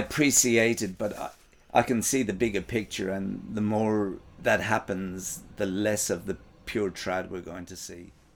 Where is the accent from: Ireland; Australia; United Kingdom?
Ireland; I'm from Ireland